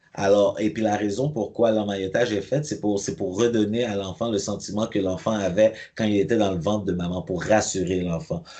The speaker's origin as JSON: {"language": "French", "town": "Montreal", "region": "Quebec", "country": "Canada", "tie": "born or raised there", "said": "j'ai grandi à Pierrefonds, mais j'ai aussi grandi à Cartierville"}